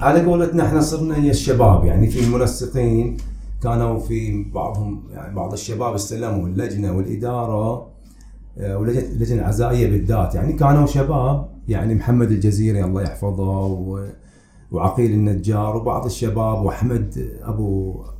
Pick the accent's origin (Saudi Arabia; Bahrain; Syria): Bahrain; Manama, Capital Governorate; now in Madinat Hamad, Bahrain; قريتي خب خب هي كانت الأصل في التربية وكذا وحضوري هناك كان لأن احنا أولاد المنامة